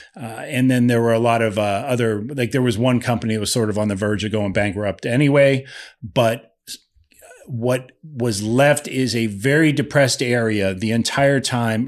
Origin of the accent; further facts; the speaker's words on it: Lake Milton, Ohio, United States; moved away; I grew up in Lake Milton